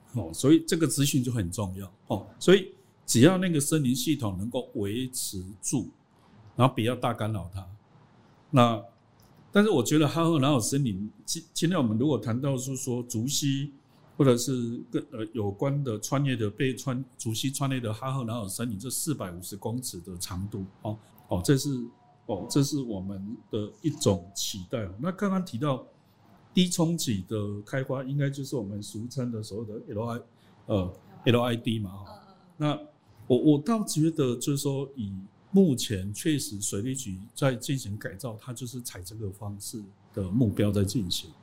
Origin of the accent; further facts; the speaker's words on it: Taiwan; 我们台湾人